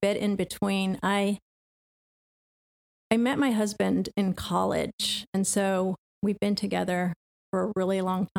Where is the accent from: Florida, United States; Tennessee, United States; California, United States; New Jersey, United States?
Tennessee, United States; Knoxville; moved away; also born or lived in Bronx, New York / Augusta, Georgia; Although I grew up in Knoxville, Tennessee, okay. So it wasn't. It's not like I had culture shock or something.